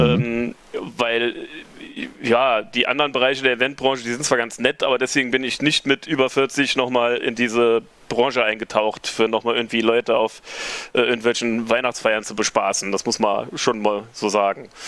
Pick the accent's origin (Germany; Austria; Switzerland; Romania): Germany; Reimsbach, Saarland; now in Saarbrücken, Germany; lebe dort seit jetzt über 20 Jahren, komme eigentlich auch vom Land. Der Saarbrücker bezeichnet das als Nordsaarland, aber ich komme aus Reimsbach.